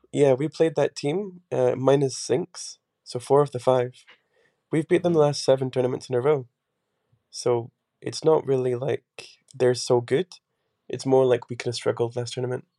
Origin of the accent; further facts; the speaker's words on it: Scotland, United Kingdom; moved away as an adult; also born or lived in England / Portugal; I've always been in Scotland because I'm like part Scottish